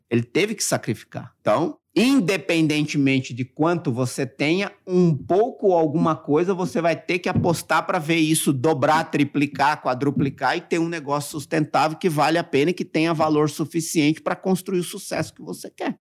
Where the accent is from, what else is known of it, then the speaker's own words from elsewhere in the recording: Mauá, São Paulo, Brazil; eu nasci no Jardim Zaira 4, em Mauá.